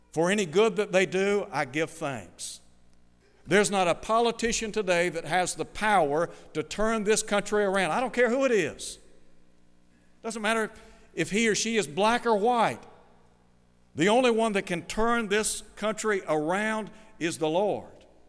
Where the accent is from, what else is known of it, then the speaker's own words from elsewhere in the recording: Chattanooga, Tennessee, United States; When I was a child growing up in Chattanooga